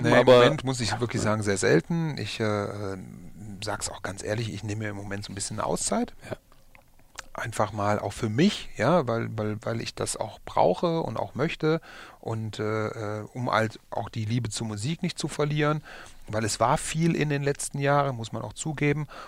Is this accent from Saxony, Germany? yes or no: no; Essen, North Rhine-Westphalia, Germany; weil ich komme auch aus Essen.